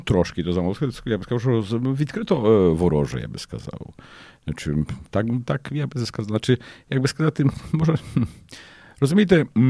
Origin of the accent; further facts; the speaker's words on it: Lidzbark Warmiński, Warmian-Masurian Voivodeship, Poland; also born or lived in Olsztyn; Я швидко переїхав з Лізбарка в Армінського, де я народився і кінчав цю початкову школу до Ольштина